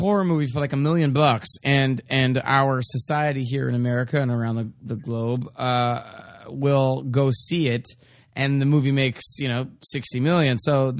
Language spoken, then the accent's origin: English; Dallas, Texas, United States; now in Los Angeles, United States; I grew up in Dallas, Texas, and I did a lot of theater there locally. And then I moved to L.A.